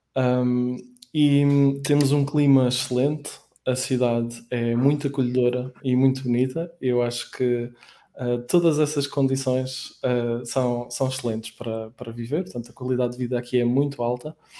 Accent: Aveiro, Aveiro District, Portugal; moved away as an adult; now in Lisbon, Portugal; Nos, nos primeiros 10 anos eu estive em Aveiro, que é a minha cidade natal

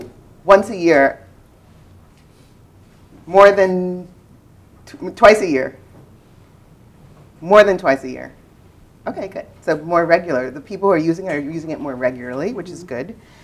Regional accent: New York, United States; I'm from New York, you're from California, we're sharing.

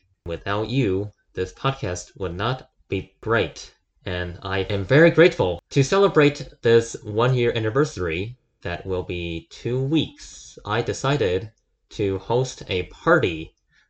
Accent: China; moved away; I'm from China

